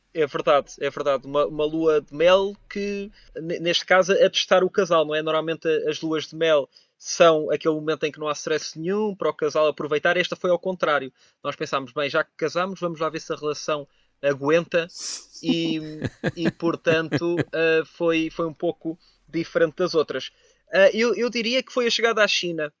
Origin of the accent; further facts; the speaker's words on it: Cadaval, Lisbon, Portugal; Eu sou de uma aldeia pequenina do, do Conselho de Cadaval, que é o Painho